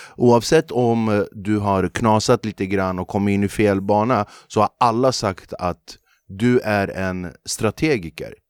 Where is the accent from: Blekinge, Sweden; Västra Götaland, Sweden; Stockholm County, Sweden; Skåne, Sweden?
Stockholm County, Sweden; Flemingsberg; när jag är uppvuxen i Flemingsberg